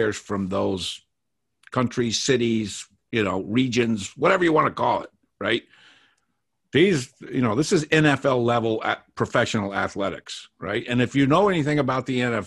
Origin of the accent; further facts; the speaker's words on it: Boston, Massachusetts, United States; I grew up in Boston